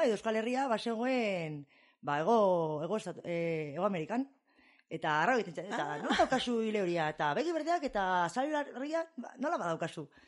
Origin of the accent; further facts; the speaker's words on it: Basque Country, Spain; also born or lived in Shreveport, Louisiana, United States / Texas, United States; ama bost beterekin edo etorri nintzen ona bizitzera, amarekin, barandu zela gurasoak, eta, ba, hemen eman nuen amar bat urte, amabi bat urte